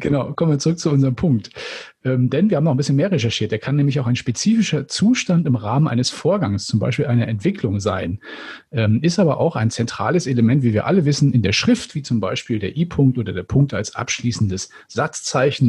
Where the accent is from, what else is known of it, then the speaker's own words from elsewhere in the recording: Northern Germany, Germany; als Norddeutscher